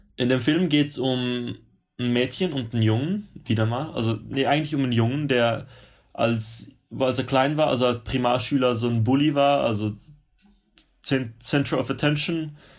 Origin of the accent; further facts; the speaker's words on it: Switzerland; moved away as an adult; now in Sydney, Australia; ich als Schweizer